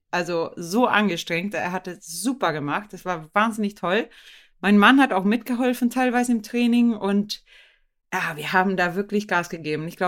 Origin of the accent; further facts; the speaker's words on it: Sweden; German is a second language; moved away as an adult; now in Germany; konnte ich auch nicht wirklich gut Deutsch. Ich bin ja äh, aus Schweden ähm